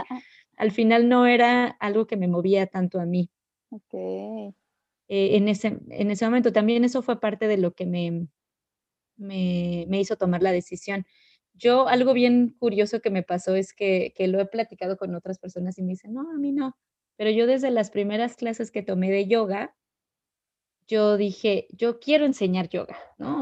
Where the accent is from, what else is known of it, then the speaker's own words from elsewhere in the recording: Ecatepec, State of Mexico, Mexico; moved away as an adult; also born or lived in Querétaro; yo nací en la Ciudad de México eh, y viví una gran parte de mi vida, bueno, pues toda mi, infancia, mi adolescencia en, la ciudad, en la plena ciudad. De hecho, eh, crecí en Ecatepec